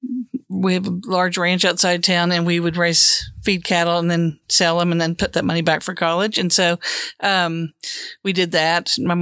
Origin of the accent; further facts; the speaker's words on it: Cleveland, Oklahoma, United States; now in Oklahoma City, United States; I grew up in Cleveland, Oklahoma, a small town on the banks of the Arkansas River, just outside of Tulsa. And, spent my first 18 years of life there and then went to OU for college and have lived in Oklahoma City ever since.